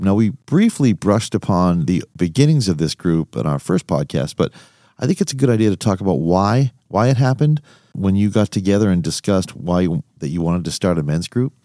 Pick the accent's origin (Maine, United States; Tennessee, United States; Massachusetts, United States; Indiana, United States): Massachusetts, United States; Quincy; We're from the Boston area, but from Quincy